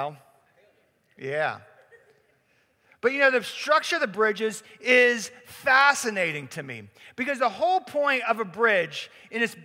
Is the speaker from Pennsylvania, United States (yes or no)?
yes; Pittsburgh, Pennsylvania, United States; I was born and raised in Pittsburgh